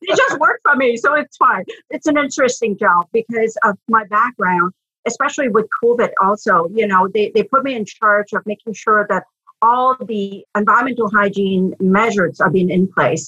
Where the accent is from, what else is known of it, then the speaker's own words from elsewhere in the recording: Quebec, Canada; moved away as an adult; also born or lived in Ottawa; I grew up in Quebec, did my degrees in French, you know, learned to speak French like a good Quebecois.